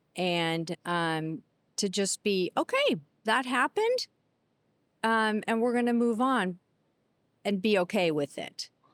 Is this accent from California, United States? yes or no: no; Seattle, Washington, United States; I'm, I'm born and raised in Seattle with some, um, detours other places